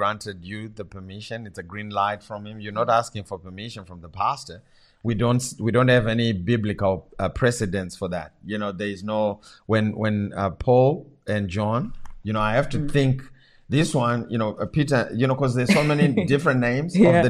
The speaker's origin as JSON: {"language": "English", "country": "Zimbabwe", "first_language": "Shona", "second_language": "English", "moved": "yes", "said": "my language from my home country"}